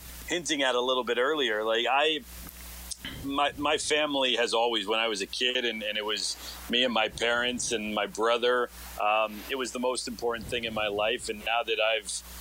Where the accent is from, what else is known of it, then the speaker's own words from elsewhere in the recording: Los Angeles, California, United States; moved away as an adult; also born or lived in Alaska; now in Dallas, United States; I'm originally from Los Angeles